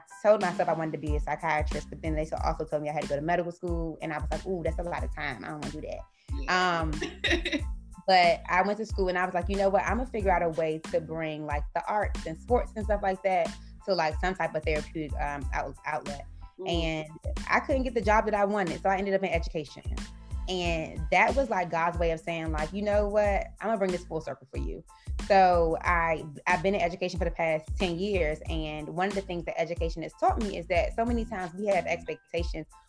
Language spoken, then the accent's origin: English; Washington, District of Columbia, United States; So I am from Washington, D.C. I'm a Washington, D.C. native. I grew up in Northwest D.C.